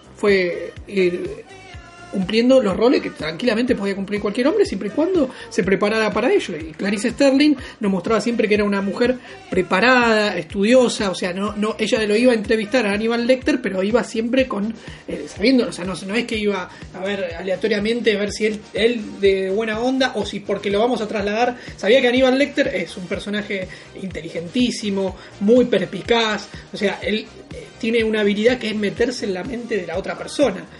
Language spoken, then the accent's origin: Spanish; Argentina; X-Men la seguía mucho en Telefe cuando era chiquito, Canal 11 acá en Argentina